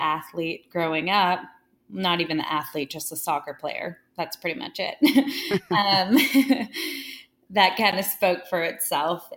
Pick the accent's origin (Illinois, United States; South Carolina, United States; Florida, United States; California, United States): California, United States; Santa Monica; I was born and raised in Santa Monica, California